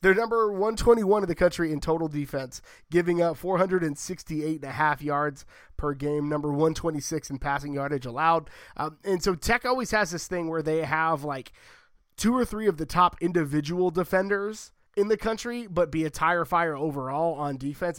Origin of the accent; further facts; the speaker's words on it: United States; I'm an American